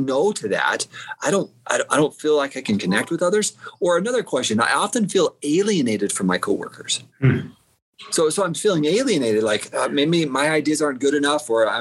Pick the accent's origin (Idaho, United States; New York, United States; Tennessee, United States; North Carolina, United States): Idaho, United States; Southeastern; I grew up in Southeastern Idaho on a farm